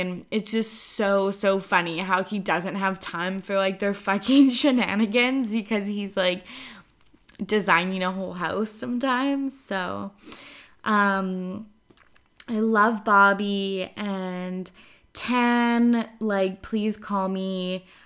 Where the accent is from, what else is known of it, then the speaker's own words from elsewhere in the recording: Kamloops, British Columbia, Canada; moved away; I was up in Kamloops, my hometown